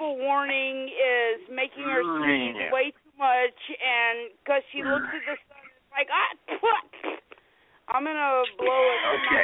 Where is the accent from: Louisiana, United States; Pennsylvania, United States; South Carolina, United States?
South Carolina, United States; also born or lived in Florida; I'm from South Carolina, and I'm from Florida.